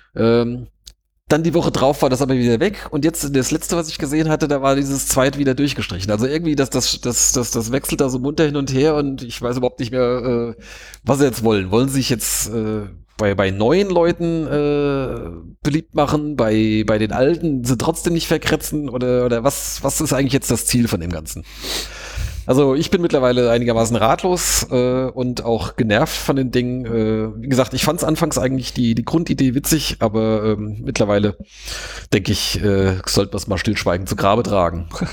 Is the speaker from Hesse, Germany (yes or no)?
yes; Wiesbaden, Hesse, Germany; ich bin ja selbst Wiesbadener